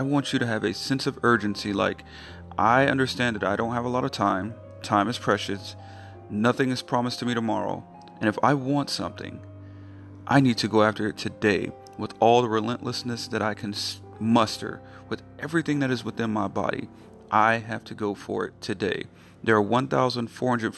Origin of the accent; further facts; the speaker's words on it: North Carolina, United States; North Carolina, my home state